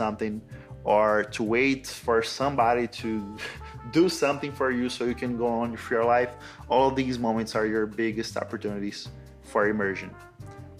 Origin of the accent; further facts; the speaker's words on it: Brazil; first language Brazilian Portuguese; English is a second language; I'm not a native speaker of English, I was born in Brazil, I'm a Brazilian. I'm a native Portuguese, Brazilian Portuguese speaker